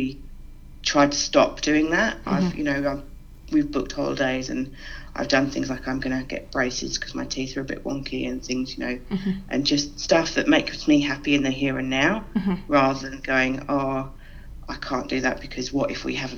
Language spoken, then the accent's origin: English; London, United Kingdom; moved away as an adult; now in Sydney, Australia; Obviously, you can probably tell from my accent, I'm originally from the UK. I'm originally from London, and I moved here about